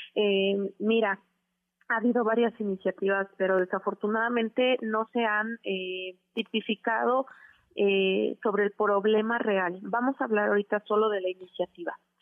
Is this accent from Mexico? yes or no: yes; Oaxaca, Mexico; moved away as an adult; now in Mexico City, Mexico; yo soy de Oaxaca y que no soy de la Ciudad de México